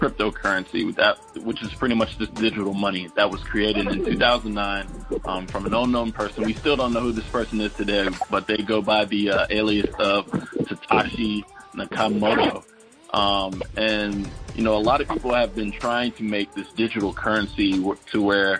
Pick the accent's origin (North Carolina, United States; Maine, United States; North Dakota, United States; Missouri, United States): North Carolina, United States; Charlotte; I'm originally from Charlotte, North Carolina